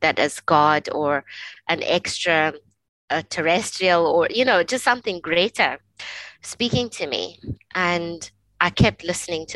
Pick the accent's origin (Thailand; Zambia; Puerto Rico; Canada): Zambia; now in Scotland; I was born and raised in Africa, in a country called Zambia